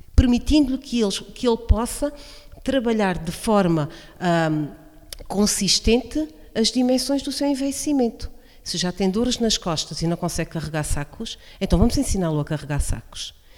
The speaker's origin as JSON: {"language": "Portuguese", "region": "Alto Alentejo", "country": "Portugal", "tie": "born or raised there", "lives_now": "Beja district, Portugal", "said": "sou uma verdadeira alentejana, porque nasci no Alto Alentejo e escolhi fazer vida, constituir família no Baixo Alentejo"}